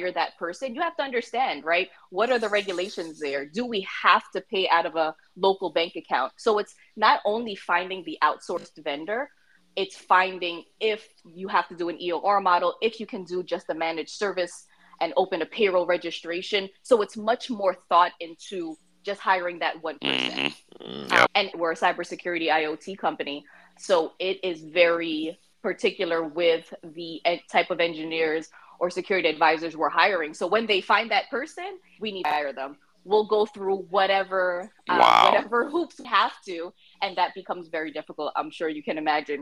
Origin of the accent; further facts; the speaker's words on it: Philippines; I'm actually from the Philippines, my parents are from the Philippines